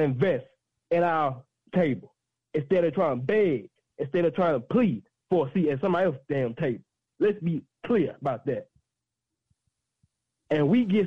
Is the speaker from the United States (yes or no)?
yes; Oxford, Mississippi, United States; I'm born and raised in Austin, Mississippi, the home of Ole Miss